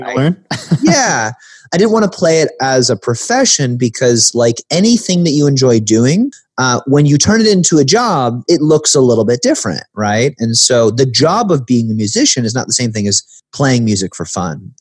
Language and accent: English; the Midwest, Illinois, United States; growing up in the Midwest, being kind of lower middle class